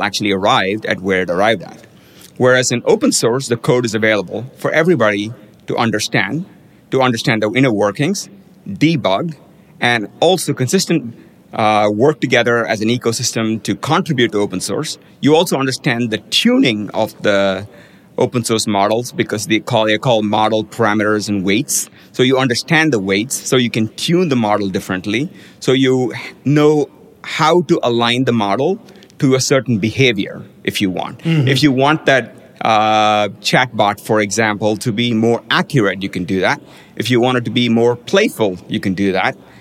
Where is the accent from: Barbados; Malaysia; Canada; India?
India; now in United States; I grew up in India where at that point in time, everybody had to ride a motorized two-wheeler